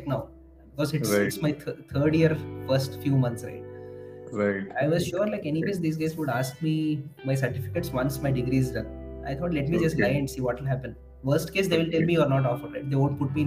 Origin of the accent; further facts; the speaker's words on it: India; English is a second language; moved away as an adult; now in Hyderabad, India; my hometown